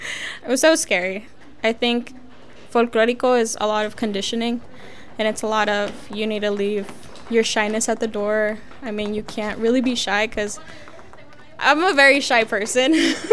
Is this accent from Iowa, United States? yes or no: no; Kansas City, Missouri, United States; I've never been to Mexico. I've never been in El Salvador. I was born and raised here in Kansas City.